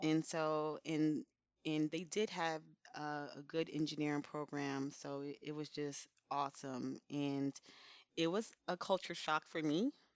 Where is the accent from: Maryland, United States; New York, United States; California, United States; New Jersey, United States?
New Jersey, United States; Elizabeth; I'm from Elizabeth, New Jersey